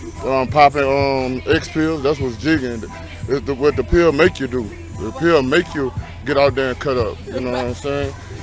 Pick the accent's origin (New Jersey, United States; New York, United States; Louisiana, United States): Louisiana, United States; Baton Rouge; I'm in Fairfield, Mid-City Fairfield. I'm from Sobers and Mad App.